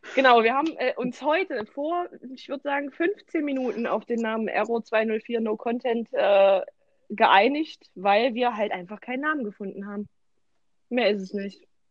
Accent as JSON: {"language": "German", "region": "Thuringia", "country": "Germany", "said": "wir kommen aus Thüringen"}